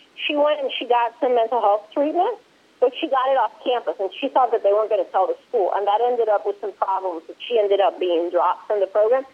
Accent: Puerto Rico; also born or lived in Maryland, United States / Louisiana, United States; I was born in Maryland and I grew up in Puerto Rico.

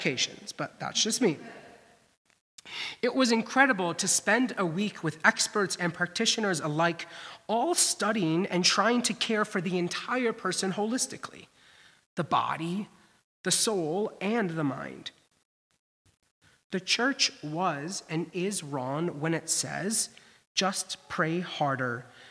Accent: Midwest, United States; also born or lived in Boston; growing up in the Midwest, you prized to send your kid to a private Lutheran college. My parents did it

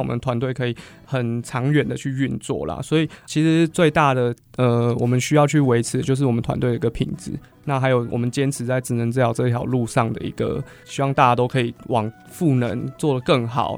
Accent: Hsinchu, Taiwan; 我是新竹人，住北，然后外婆家在北浦、峨眉那边，然后所以我们都会经过竹东跟市广交响园

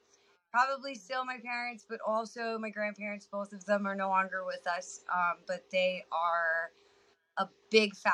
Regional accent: 30 minutes north of Atlanta, Georgia, United States; moved away as an adult; also born or lived in Tennessee / North Carolina; now in Texas, United States; I pretty much grew up 30 minutes north of Atlanta and spent most of my life there

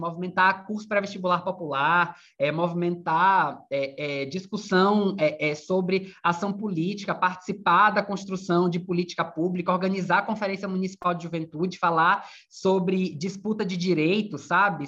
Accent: Bahia, Brazil; moved away as an adult; also born or lived in Viçosa, Minas Gerais; now in Rio de Janeiro, Brazil; Eu sou da Bahia, estudei em Minas, depois vim para o Rio

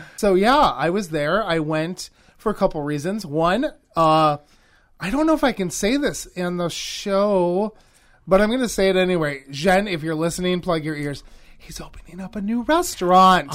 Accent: Wisconsin, United States; also born or lived in Los Angeles; I grew up here in Wisconsin, but L A is definitely home.

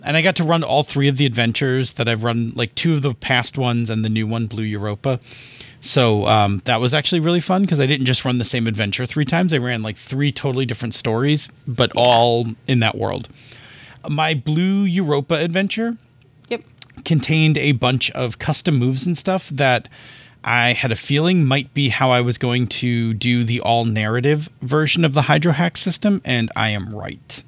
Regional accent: Buffalo, New York, United States; I am from Buffalo

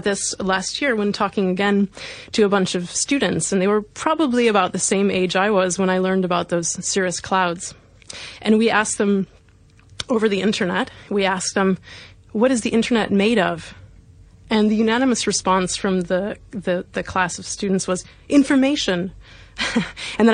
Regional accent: Missouri, United States; now in London, United Kingdom; at age 12, when I was in primary school, in the state of Missouri in the US

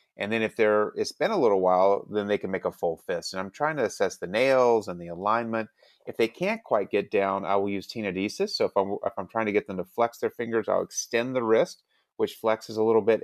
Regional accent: Alabama, United States; I'm from Alabama

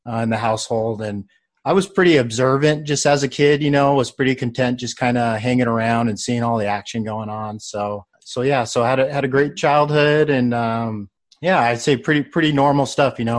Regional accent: Mesa, Arizona, United States; also born or lived in Gilbert, Arizona; I am from Mesa, Arizona

